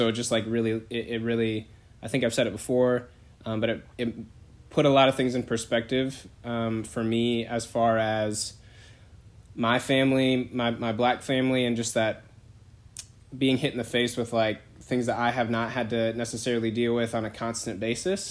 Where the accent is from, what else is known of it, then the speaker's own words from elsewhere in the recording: Bay Area, California, United States; now in Greensboro, United States; I'm from the Bay Area. I'm from the west side